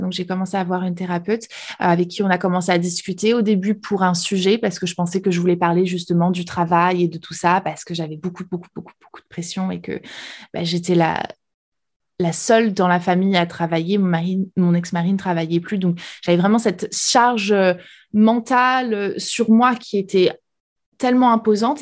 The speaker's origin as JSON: {"language": "French", "country": "France", "first_language": "French", "moved": "as an adult", "lives_now": "United States", "said": "française expatriée aux États-Unis"}